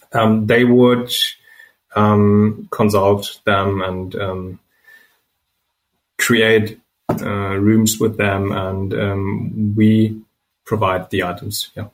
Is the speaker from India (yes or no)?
no; Germany; English is a second language; We're from Germany. We grew up here.